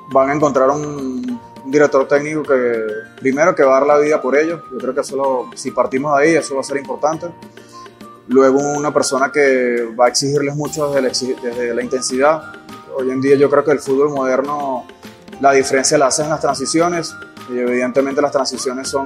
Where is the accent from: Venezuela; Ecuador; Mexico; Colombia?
Venezuela; Yo soy venezolano, hago parte de, de lo que es eh, las raíces de este país.